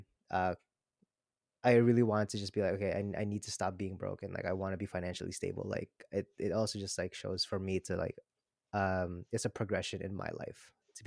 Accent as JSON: {"language": "English", "country": "Philippines", "tie": "born or raised there", "moved": "yes", "said": "being an immigrant and also like growing up in the Philippines"}